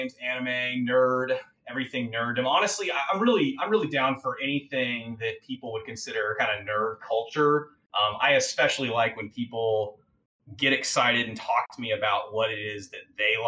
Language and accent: English; Houston, Texas, United States; I'm also from Texas. I grew up in Houston